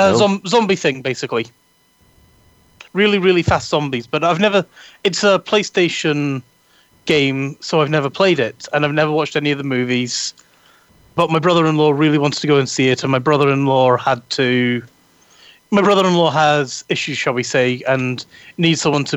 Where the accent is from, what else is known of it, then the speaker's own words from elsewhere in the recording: Edinburgh, Scotland, United Kingdom; accent: Edinburgh; So while we were waiting for the tram going home, my Edinburgh accent, I was blathering away with him, and my Edinburgh accent came back.